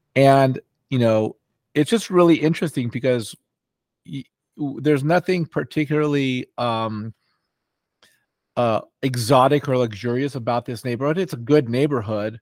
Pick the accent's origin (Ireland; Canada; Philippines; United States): United States; Los Angeles, California; also born or lived in New York; I grew up, um, here in Los Angeles